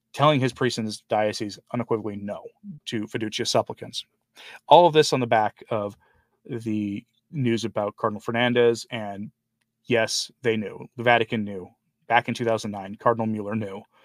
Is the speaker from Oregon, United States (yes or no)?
yes; Forest Grove, Oregon, United States; also born or lived in Portland, Oregon; now in Shawnee, United States; I'm from, like, the Forest Grove, Cornelius area